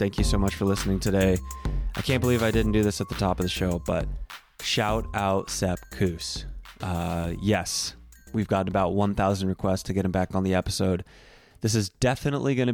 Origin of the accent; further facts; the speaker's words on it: Central Texas, United States; I grew up on Central Texas beef jerky